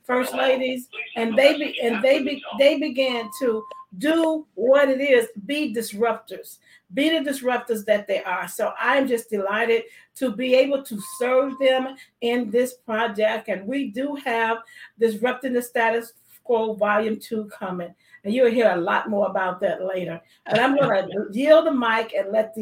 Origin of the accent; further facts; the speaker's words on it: Chicago, Illinois, United States; I am from Chicago